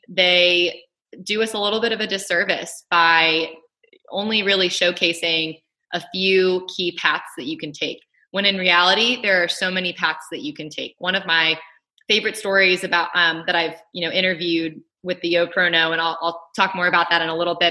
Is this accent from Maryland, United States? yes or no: yes; Baltimore, Maryland, United States; moved away as an adult; also born or lived in Chattanooga, Tennessee; now in Greenville, United States; I am currently living in Greenville, South Carolina, but born and raised in Baltimore, Maryland